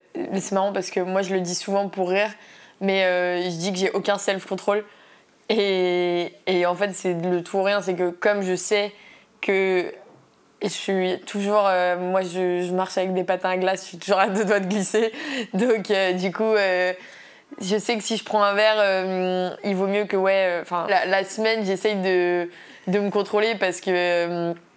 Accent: Paris, Île-de-France, France; je viens de Paris, j'habite à Paris.

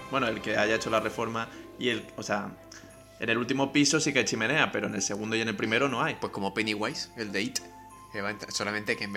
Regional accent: Spain; pero nosotros que somos españoles, hmm. nosotros sabemos cómo se llaman los camellos.

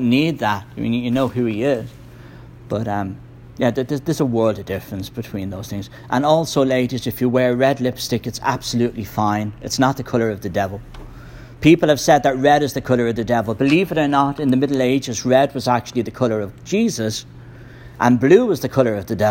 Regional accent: Ireland; moved away; I grew up in Ireland. It's a very Roman Catholic country

